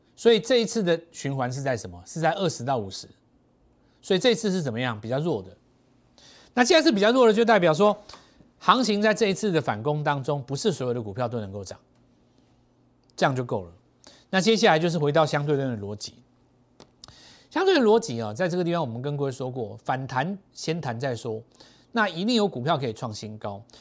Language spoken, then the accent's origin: Chinese; Taiwan; 我们台湾人是看选举长大的嘛